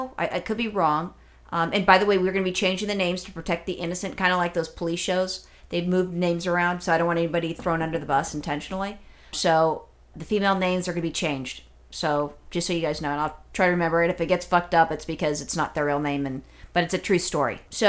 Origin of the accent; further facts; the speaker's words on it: California, United States; I'm only a Californian for, you know, my entire life.